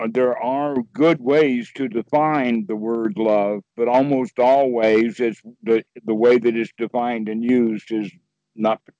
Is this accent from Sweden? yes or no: yes; Sweden; English is a second language; I'm from Sweden, you know.